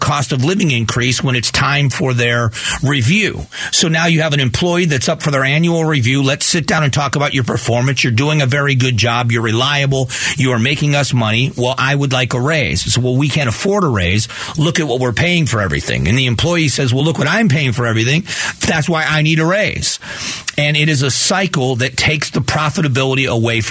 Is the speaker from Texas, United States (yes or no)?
no; Arizona, United States; I am an Arizonan